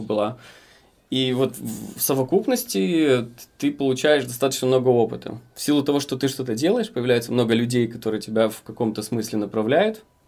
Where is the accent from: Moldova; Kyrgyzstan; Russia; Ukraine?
Moldova; Dubăsari, Transnistria; moved away; я из Приднестровья, э, из города Дубасары